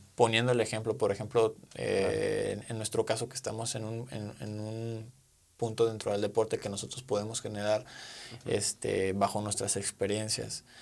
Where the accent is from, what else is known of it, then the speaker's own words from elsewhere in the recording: Mexico; como mexicanos